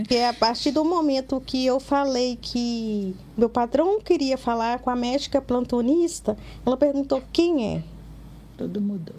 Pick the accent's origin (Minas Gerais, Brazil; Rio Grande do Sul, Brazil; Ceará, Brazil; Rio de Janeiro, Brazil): Minas Gerais, Brazil; Governador Valadares; now in Belo Horizonte, Brazil; eu sou de Valadares